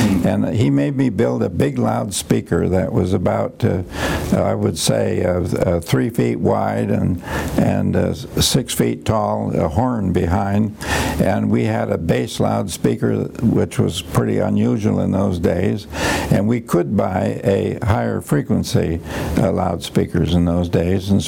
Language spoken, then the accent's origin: English; Mount Vernon, Iowa, United States; moved away as an adult; also born or lived in Cambridge, Massachusetts; I was on a farm, and then my father uh, went into a hardware store business with his cousin in Mount Vernon, Iowa, and we moved there.